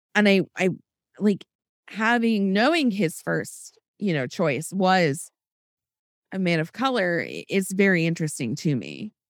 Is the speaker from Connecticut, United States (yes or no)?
no; Florida, United States; also born or lived in Iowa; I grew up in Iowa, and then we moved early on to, to Florida